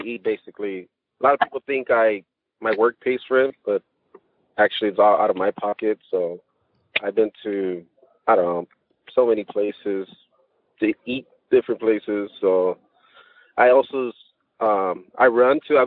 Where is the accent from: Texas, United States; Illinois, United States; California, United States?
California, United States; Los Angeles; Born in LA.